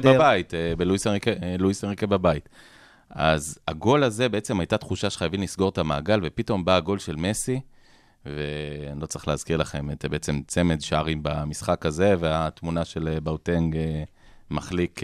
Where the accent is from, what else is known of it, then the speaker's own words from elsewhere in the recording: Israel; כילד שגדל בשנות ה-80 בישראל